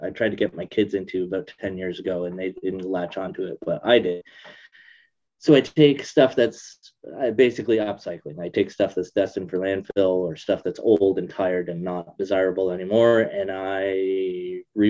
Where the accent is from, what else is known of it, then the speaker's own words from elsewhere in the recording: Brampton, Ontario, Canada; also born or lived in Etobicoke, Ontario; now in Perth; I was born in Etobicoke. I was there until about grade four. We moved from Etobicoke to Brampton when I was in grade four